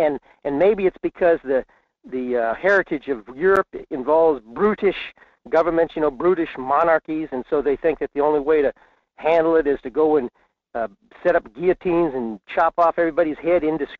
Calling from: Fairbanks, Alaska, United States; in Fairbanks.

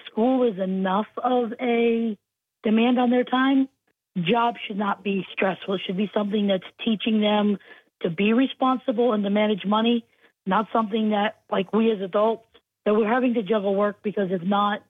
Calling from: Mount Pleasant, South Carolina, United States; Mount Pleasant.

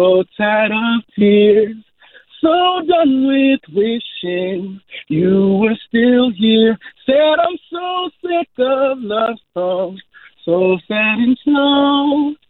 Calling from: Orlando, Florida, United States; I'm calling from Walmart 5871.

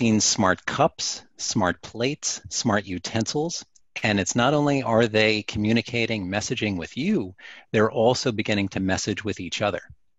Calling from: Orlando, Florida, United States; I'm in Orlando, Florida. So I'm about 30 minutes from the theme parks.

